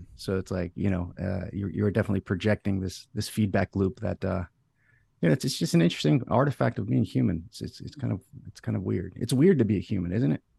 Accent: Florida, United States; I'm um, here in Florida, right, in the United States, and my family um, for you know, time immemorial was from Greece. My my parents moved here when um, my, my, my mom was pregnant

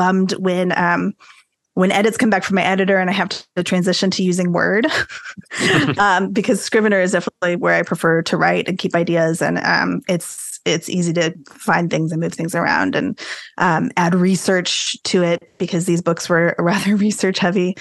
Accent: San Antonio, Texas, United States; also born or lived in Arlington, Texas; I grew up here in San Antonio, Texas, which is where I still live

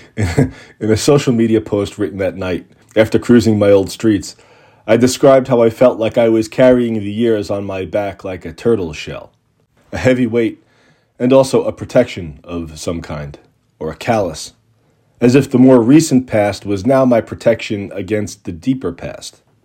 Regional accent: Long Island, New York, United States; moved away; also born or lived in Boston; the aluminum siding and nylon curtains of Long Island's post-war suburbs where I grew up

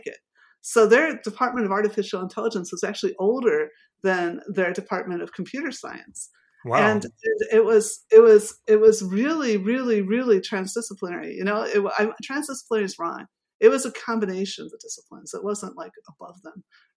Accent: Chicago, Illinois, United States; moved away as an adult; also born or lived in Scotland; now in Berlin, Germany; I was from the Midwest

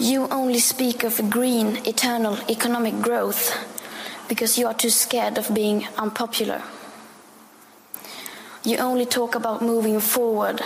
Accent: Sweden; I am 15 years old, and I'm from Sweden.

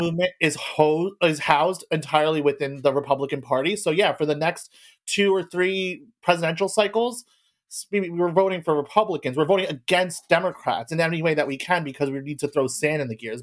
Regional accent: United States; I was born in America

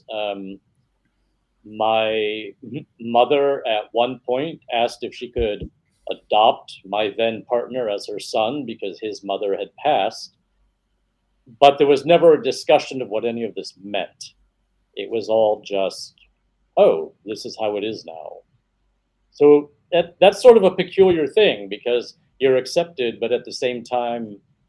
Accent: New York, United States; I grew up in a lot of different places, but the majority of my time was spent in a very small town in central New York State.

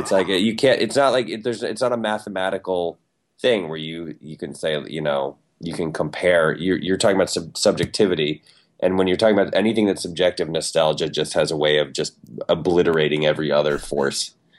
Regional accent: Ann Arbor, Michigan, United States; I'm from Michigan. I was born in Ann Arbor

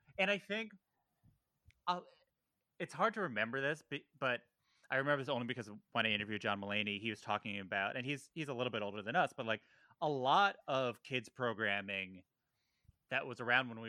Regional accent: Valley Stream, New York, United States; I grew up in Valley Stream

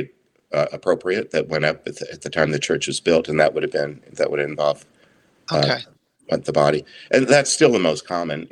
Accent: Southeast Texas, United States; I grew up in Southeast Texas

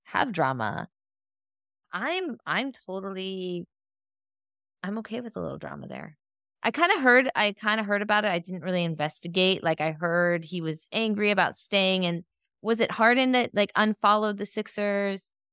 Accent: Northeastern Ohio, United States; I'm from Ohio, Northeastern Ohio

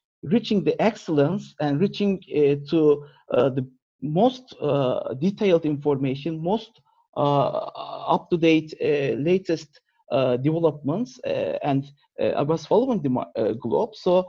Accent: Turkey; moved away as an adult; I was born and raised in Turkey, and up until my university years, I was

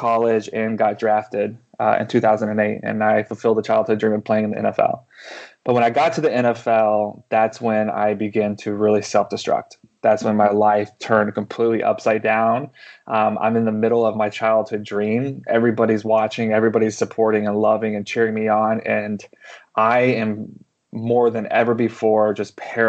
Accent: the panhandle of Texas, United States; moved away; also born or lived in Canada; I grew up in a charismatic movement, in the panhandle of Texas

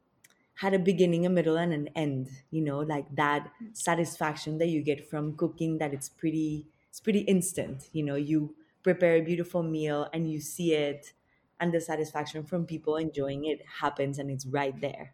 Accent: Bogotá, Colombia; I grew up in Bogota, which is the capital of Colombia.

